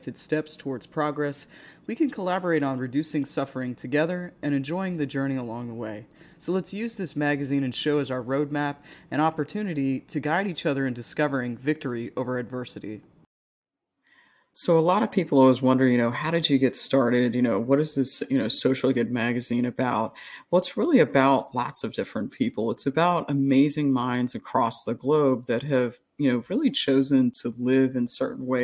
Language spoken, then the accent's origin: English; United States; I'm an American